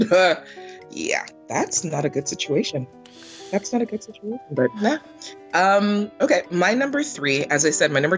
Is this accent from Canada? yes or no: yes; Canada; also born or lived in Jamaica; we migrated to Canada from Jamaica, my mom settled us in a predominantly Russian Jewish area